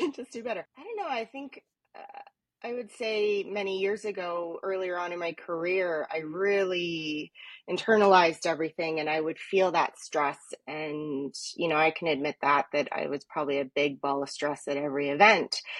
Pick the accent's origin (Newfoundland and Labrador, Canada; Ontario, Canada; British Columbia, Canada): Ontario, Canada; Toronto; also born or lived in East York, Toronto; i grew up in etobicoke so and now i mean i live in east york now but you know basically toronto girl